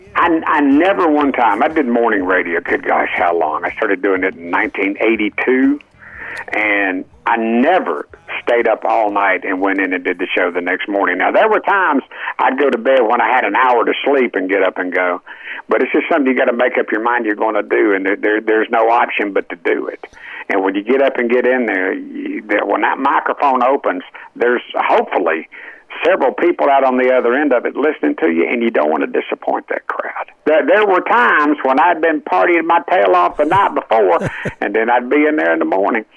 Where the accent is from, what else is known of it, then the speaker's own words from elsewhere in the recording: Crossville, Tennessee, United States; Crossville, Tennessee, my hometown.